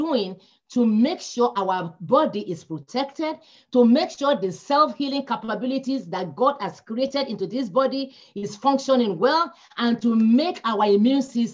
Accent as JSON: {"language": "English", "country": "Nigeria", "moved": "yes", "said": "come from Nigeria. We don't have winter."}